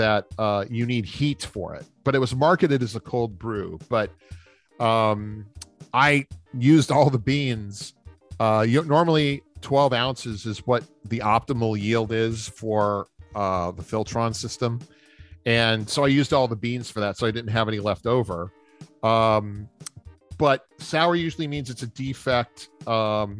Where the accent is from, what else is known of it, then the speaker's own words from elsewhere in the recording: New Orleans, Louisiana, United States; growing up in New Orleans